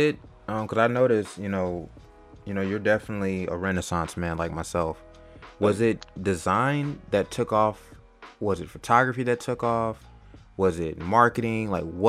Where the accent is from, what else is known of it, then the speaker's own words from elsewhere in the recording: California, United States; now in Atlanta, United States; I'm originally from California, but almost about half my life I spent in Atlanta.